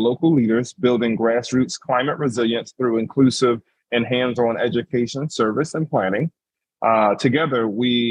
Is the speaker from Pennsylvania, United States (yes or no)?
yes; Philadelphia, Pennsylvania, United States; moved away as an adult; now in Boston, United States; I'm originally from Philadelphia, West Philadelphia, born and raised